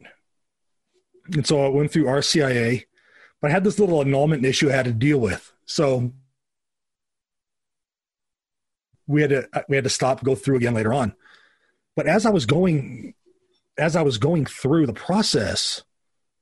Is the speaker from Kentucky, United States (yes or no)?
no; Southern California, United States; I grew up in the Wesleyan Church. I grew up in Southern California.